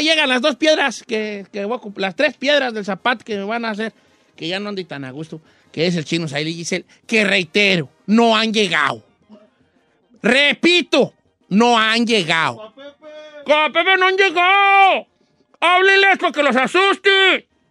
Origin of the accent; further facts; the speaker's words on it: Michoacán, Mexico; soy de Michoacán